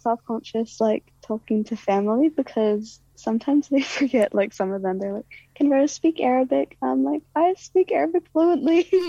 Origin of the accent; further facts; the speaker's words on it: New Zealand; also born or lived in Iraq; But I would always just say I'm from Iraq. Like, I mean, I usually would just say like, I'd say like I'm from New Zealand